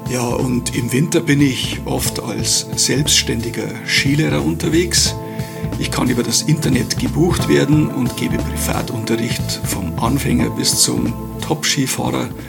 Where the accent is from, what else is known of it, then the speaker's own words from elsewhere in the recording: Garmisch-Partenkirchen, Bavaria, Germany; Servus aus der Zugspitzregion. … Ich komme aus Garmisch.